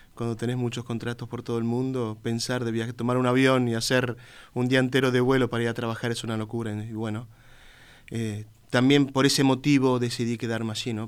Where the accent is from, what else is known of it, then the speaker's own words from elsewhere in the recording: Uruguay; moved away as an adult; cuando llego acá, no sé, serán los, perfumes, los colores que me llevan a, mi niñez, a lo que era lindo cuando yo era chico, donde yo crecí